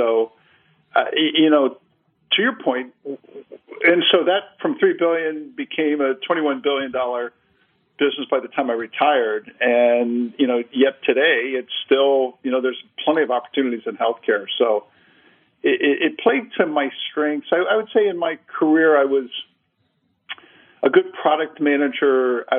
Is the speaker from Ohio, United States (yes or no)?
yes; Cincinnati, Ohio, United States; Yeah, Barry, I grew up in Cincinnati, Ohio. My dad was a career kind of manufacturing guy in our aviation business.